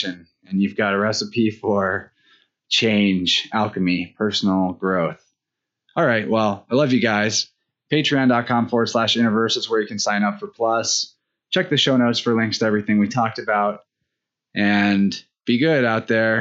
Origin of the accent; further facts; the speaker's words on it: Springfield, Missouri, United States; Springfield Metaphysical Fair is in my hometown, Springfield, Missouri